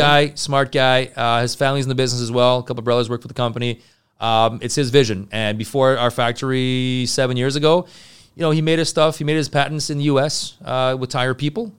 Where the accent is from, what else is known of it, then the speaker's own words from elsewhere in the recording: Montreal, Quebec, Canada; I'm from Montreal